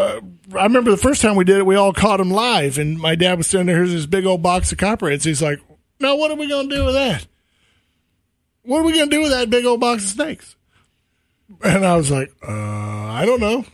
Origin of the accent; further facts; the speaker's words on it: East Texas, United States; growing up in East Texas in my very youthful days